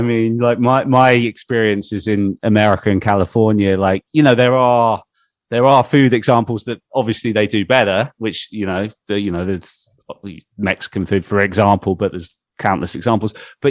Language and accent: English; England, United Kingdom; being English like myself